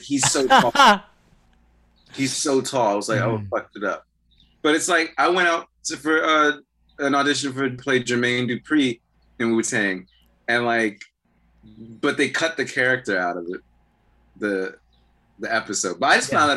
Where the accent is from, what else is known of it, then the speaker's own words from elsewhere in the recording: Prince George's County, Maryland, United States; also born or lived in Atlanta, Georgia / Montgomery County, Maryland / Washington, D.C.; Back where I'm from in Maryland, like, well, I'm from Prince George's County, D.C., and then we moved to Atlanta for 6-7 years. But when we moved back for, like, high school, was Montgomery County.